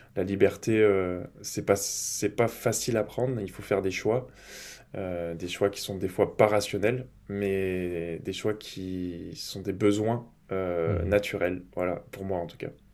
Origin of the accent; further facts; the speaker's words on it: Grenoble, Auvergne-Rhône-Alpes, France; moved away as an adult; now in Lille, France; je suis des montagnes, je suis grenoblois à la base